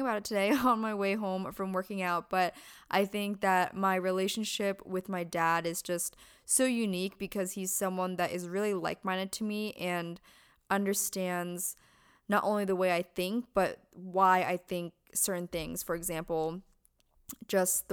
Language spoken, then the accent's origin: English; Pennsylvania, United States; moved away as an adult; now in California, United States; Born and raised in Pennsylvania, moved over to California when I was 18